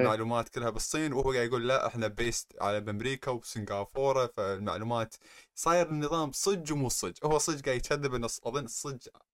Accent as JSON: {"language": "Arabic", "country": "Kuwait", "said": "احنا عندنا بالكويت"}